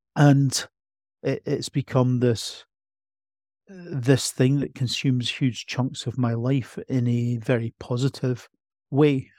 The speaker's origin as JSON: {"language": "English", "town": "Edinburgh", "region": "Scotland", "country": "United Kingdom", "tie": "born or raised there", "said": "I was born in Edinburgh, grew up in Edinburgh, feel like an Edinburgh person to my very core"}